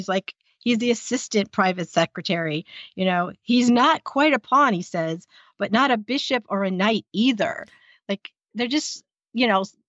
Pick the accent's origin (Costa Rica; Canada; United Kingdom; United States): United States; as an American